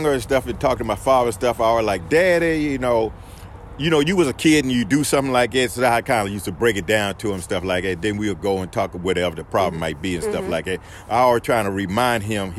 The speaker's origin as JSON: {"language": "English", "town": "Colonial Beach", "region": "Virginia", "country": "United States", "said": "I'm from Colonial Beach, Virginia."}